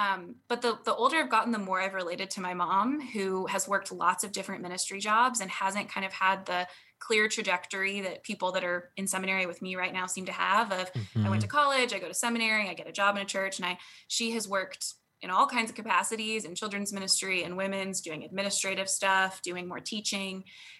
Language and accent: English; Colorado, United States; also born or lived in Virginia / North Dakota; now in Dallas, United States; I was born in North Dakota, but didn't live there long and have lived a bunch of places since then. So most of my formative years were in Colorado and Virginia